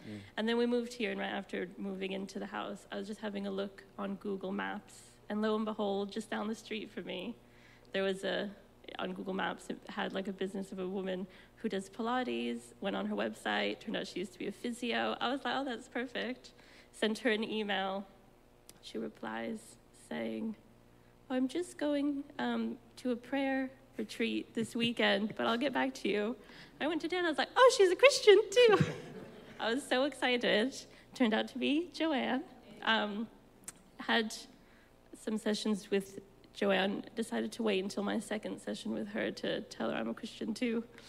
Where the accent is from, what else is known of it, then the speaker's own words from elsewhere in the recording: Cyprus; now in London, United Kingdom; born and raised in Cyprus, one American parent, one American Cypriot parent. But I've been in the UK for about almost 12 years now.